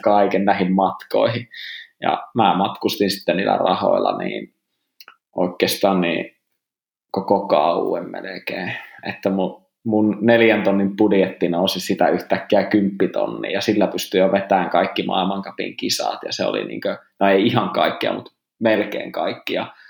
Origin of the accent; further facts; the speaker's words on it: Rovaniemi, Lapland, Finland; mä oon Rovaniemeltä ja mä oon asunut tässä Ounasvaaran kupeessa koko elämäni